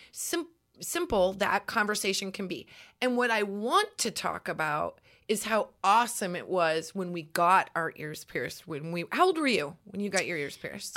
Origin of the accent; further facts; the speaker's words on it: Nebraska, United States; growing up in Nebraska